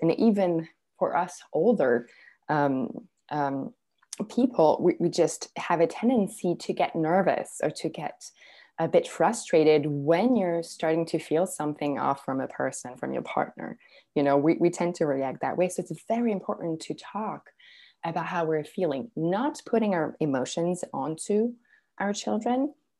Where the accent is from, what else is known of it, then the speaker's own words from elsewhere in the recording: Serbia; because I'm originally from Serbia. And so I would, every summer, I would go visit my grandparents in Serbia